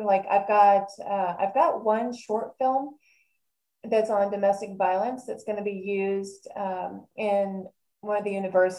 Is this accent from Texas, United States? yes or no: yes; Texas, United States; You know, I've lived in a bunch of different states too, but I think I love my home state of Texas always and forever.